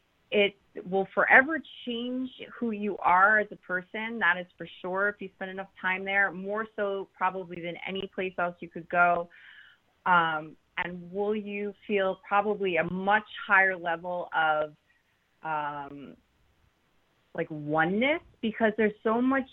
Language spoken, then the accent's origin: English; New Jersey, United States; also born or lived in Harlem, New York / Long Island, New York; like I was born in Harlem, but not raised there. I was raised in Jersey, Long Island, but I made my way there, you know, as a teenager, and I stuck around for 20 years.